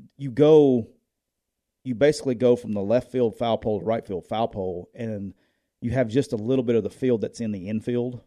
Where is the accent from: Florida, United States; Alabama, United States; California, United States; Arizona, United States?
Alabama, United States; Northeast; I grew up in Northeast Alabama.